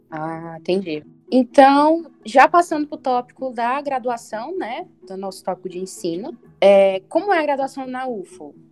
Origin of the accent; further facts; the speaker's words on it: Fortaleza, Ceará, Brazil; eu sou de Fortaleza, que tem quase 3 milhões